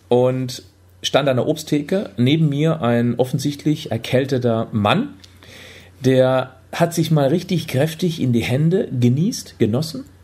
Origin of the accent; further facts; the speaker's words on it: Freiburg, Baden-Württemberg, Germany; now in Hamburg, Germany; Ich komme ja ursprünglich aus Freiburg, der sonnigsten Region Deutschlands.